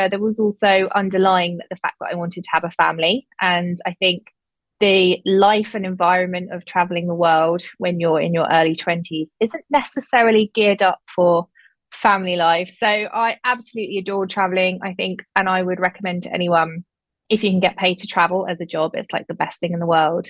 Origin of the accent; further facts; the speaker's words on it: Hampshire, South East England, United Kingdom; also born or lived in Lancashire; I'm from Hampshire in the UK, in England to be precise, from a small kind of rural county.